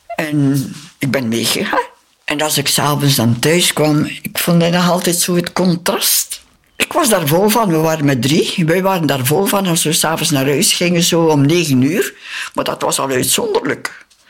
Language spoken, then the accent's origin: Dutch; Belgium; moved away as an adult; also born or lived in Philippines